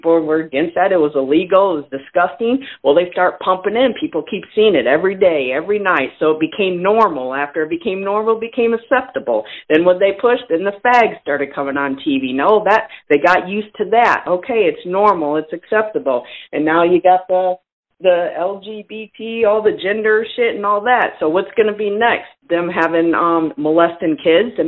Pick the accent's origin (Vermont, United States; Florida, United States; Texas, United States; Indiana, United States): Indiana, United States; moved away; I'm originally from Indiana